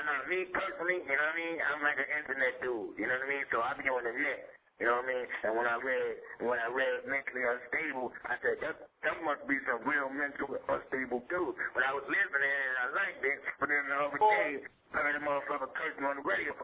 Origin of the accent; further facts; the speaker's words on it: New York City, New York, United States; also born or lived in Brooklyn; I'm only from the Bronx, man. Y'all niggas know me, man. I'm from Brooklyn, too, man.